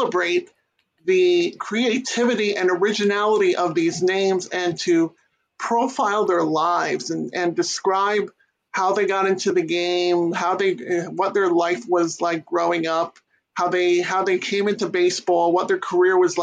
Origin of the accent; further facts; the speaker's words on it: New York City, New York, United States; Born and raised in New York City, Queens specifically